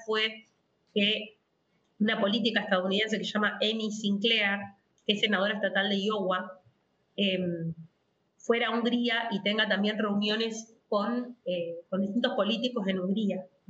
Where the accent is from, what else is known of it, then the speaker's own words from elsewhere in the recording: Rosario, Santa Fe, Argentina; soy de Rosario, de la ciudad de Rosario, siempre mi familia, digamos, eh, profesa la fe católica. Em, desde pequeña asistía a, mi parroquia, que es del Santísimo Sacramento, en la ciudad de Rosario